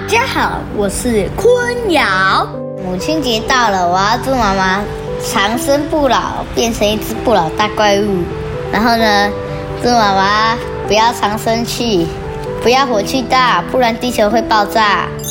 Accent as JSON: {"language": "Chinese", "town": "Hsinchu", "country": "Taiwan", "said": "我来自新竹，我读大班"}